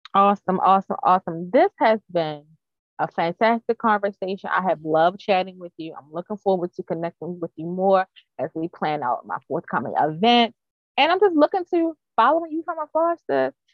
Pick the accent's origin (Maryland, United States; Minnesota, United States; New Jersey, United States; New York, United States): Maryland, United States; Baltimore County; I grew up in Baltimore County